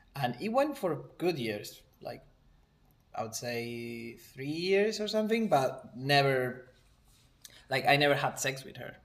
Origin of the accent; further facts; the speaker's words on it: Argentina; moved away as an adult; now in New Zealand; I'm from Argentina.